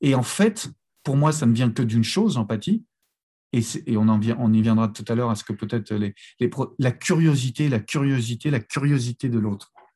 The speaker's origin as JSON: {"language": "French", "country": "France", "also_born_or_lived": "Los Angeles", "said": "même si on est français, on fonctionne un peu moins bien en langue anglo-saxonne"}